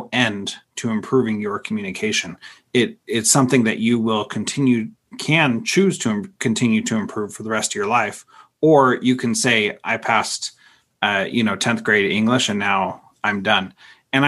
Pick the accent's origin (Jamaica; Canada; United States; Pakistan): United States; the West; I grew up in the West